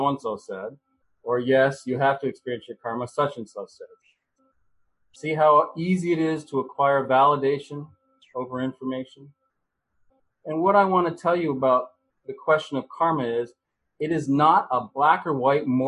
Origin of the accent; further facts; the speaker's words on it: United States; As an American, I was raised to believe in the American dream